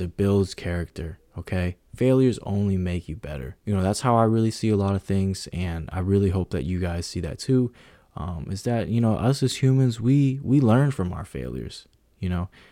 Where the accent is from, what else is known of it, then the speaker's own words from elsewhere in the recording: San Francisco Bay Area, California, United States; I'm from the Bay Area